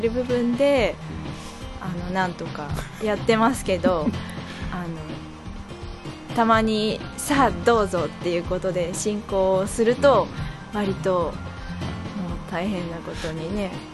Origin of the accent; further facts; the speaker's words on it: Kurobe, Toyama, Japan; moved away as an adult; also born or lived in Osaka / Kanto; 黒部市で、うん、あの育ってた